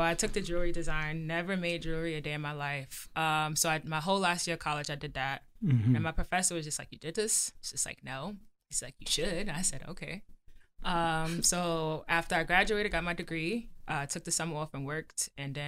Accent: New York City, New York, United States; I'm from Brooklyn.

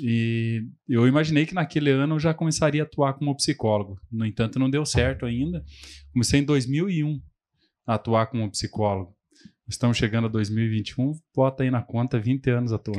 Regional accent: Telêmaco Borba, Paraná, Brazil; also born or lived in Londrina; sou nascido e crescido aqui em Telemaco

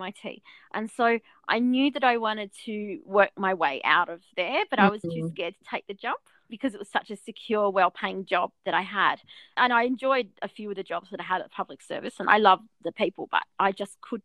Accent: Albury, New South Wales, Australia; I grew up in Albury

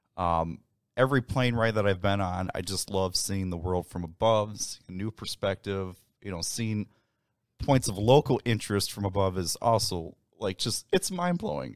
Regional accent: Winfield, Illinois, United States; now in Aurora, United States; So I was born and raised in Winfield, Illinois, uh, before we moved out to Aurora

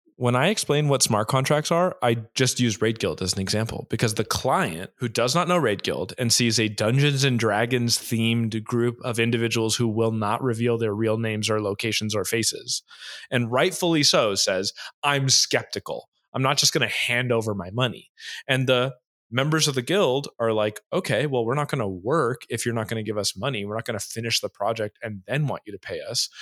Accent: United States; moved away; also born or lived in Hawaii, United States / Orange County, California, United States / Boston, United States; I grew up in Hawaii

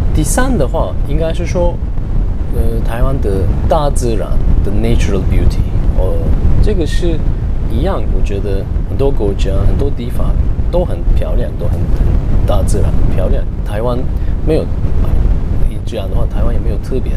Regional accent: Turkey; Chinese is a second language; moved away as an adult; now in Taiwan; 我是来自土耳其，我住在台湾十年、十一年

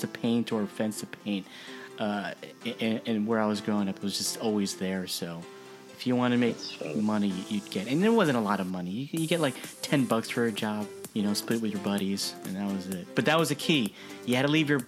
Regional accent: New Jersey, United States; now in California, United States; you and I grew up in Jersey

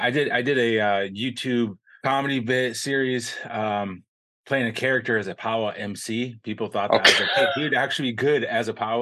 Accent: Lower Sioux Indian Community, Southwest Minnesota, United States; I'm from Minnesota.

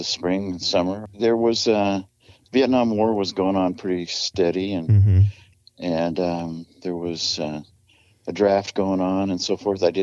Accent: Murray, Utah, United States; I grew up in Murray, Utah

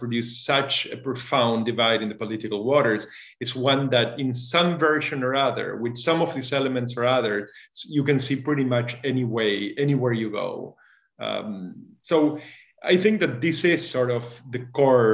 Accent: Argentina; moved away as an adult; also born or lived in Massachusetts, United States / France / Germany / New York, United States; I was born and raised in Argentina, and when I was 18, I moved to the U.S. to study

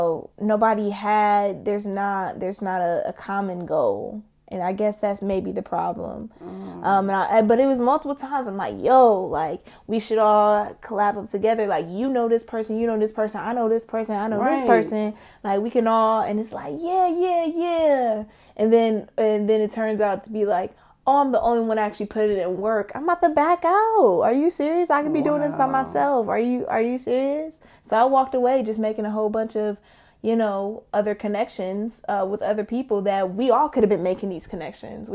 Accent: Detroit, Michigan, United States; we're all from Detroit

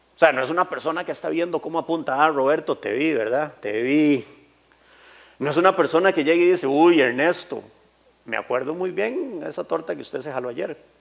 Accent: Costa Rica; yo nací aquí en Costa Rica y crecí, así, cuarenta y tantos años

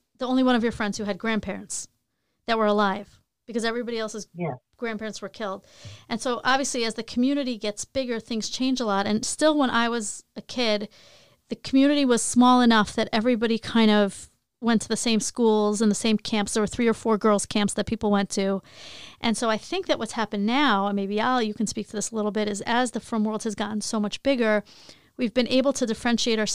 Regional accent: Long Island, New York, United States; also born or lived in Queens; I grew up in Long Island

